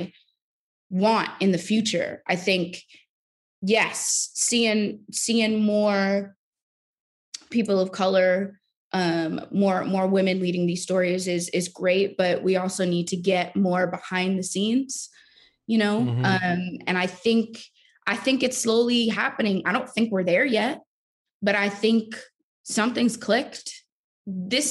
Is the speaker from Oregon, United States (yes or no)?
no; New York City, New York, United States; I'm from Brooklyn. I'm from New York